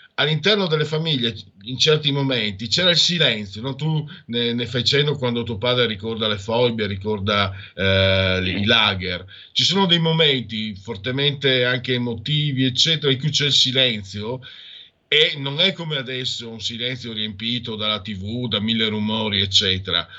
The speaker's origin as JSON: {"language": "Italian", "region": "Friuli-Venezia Giulia", "country": "Italy", "said": "io vengo dalla tua stessa ragione"}